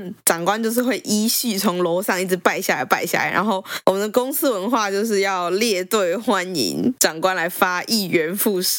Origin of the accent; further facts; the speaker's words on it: Taipei, Taiwan; 我们两个其实都是台北长大的小孩嘛